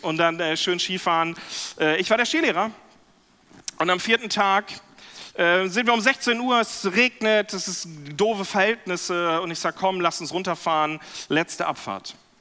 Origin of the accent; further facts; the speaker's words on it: Lemgo, North Rhine-Westphalia, Germany; zweiter Vorsitzender an einem CVM in Lemgo, da in meinem Heimatdorf